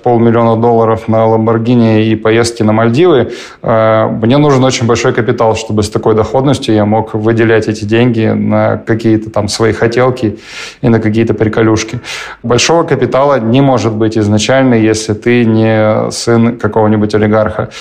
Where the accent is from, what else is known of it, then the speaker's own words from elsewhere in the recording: Perm, Perm Krai, Russia; Я из Перми, у меня не было денег совсем, и у моей семьи особо не было денег никогда